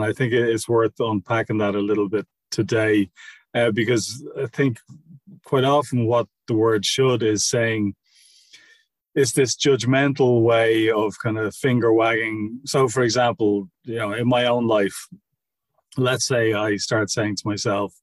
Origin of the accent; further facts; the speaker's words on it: Ireland; we were raised in Catholic schools in Ireland